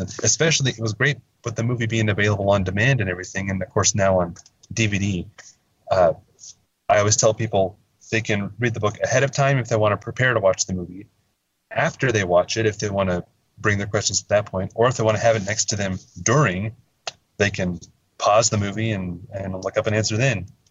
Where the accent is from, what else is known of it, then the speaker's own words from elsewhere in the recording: Verboort, Oregon, United States; originally I'm from uh, a little, tiny little town. I hesitate to even call it a town. It's more of a, a, a hamlet, a little unincorporated community called Verboort in uh, uh, a little west of Portland